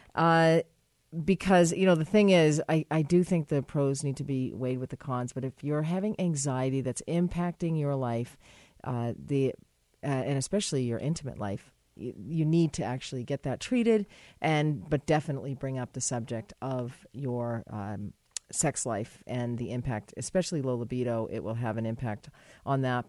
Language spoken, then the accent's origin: English; United States; I'm an American